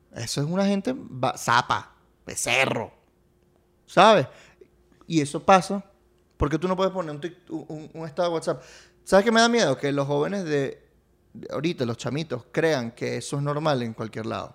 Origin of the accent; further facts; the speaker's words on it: Venezuela; also born or lived in Italy; mi país, Venezuela y sus playas. En el 92, mis papás llegaron el 7 de febrero del 92